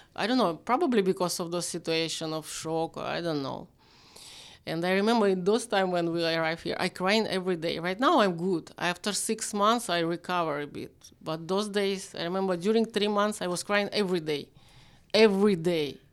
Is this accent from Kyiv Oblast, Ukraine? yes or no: yes; Vyshhorod, Kyiv Oblast, Ukraine; English is a second language; also born or lived in Nizhny Novgorod, Russia; I'm from Vizhgorod. It's like Kyiv. It's still Kyiv.